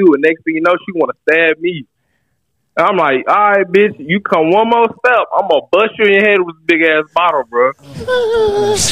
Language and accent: English; Dallas, Texas, United States; also born or lived in Central Missouri; now in Missouri, United States; I'm from Dallas